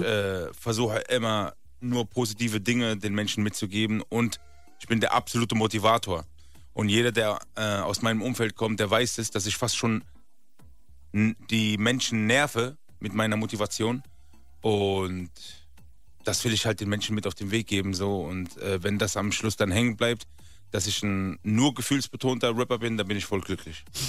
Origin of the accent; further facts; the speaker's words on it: Rhineland-Palatinate, Germany; now in Berlin, Germany; Ich bin eigentlich aus der Grenze zu Frankreich, Rheinland-Pfalz